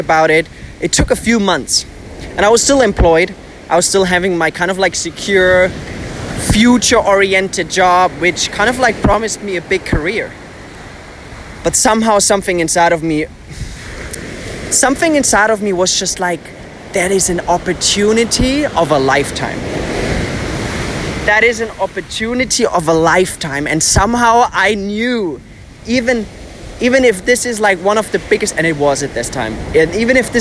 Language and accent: English; Bamberg, Bavaria, Germany; English is a second language; moved away as an adult; also born or lived in near Munich, Germany; now in Dubai, United Arab Emirates; I spent some time at my family's place in my hometown in Bamberg, because I was actually living abroad more in the south, close to Munich.